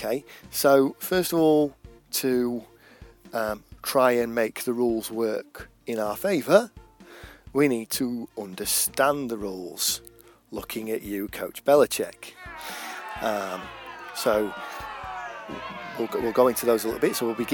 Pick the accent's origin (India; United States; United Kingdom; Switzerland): United Kingdom; England; accent: English; I'm English, it's pretty clear from my accent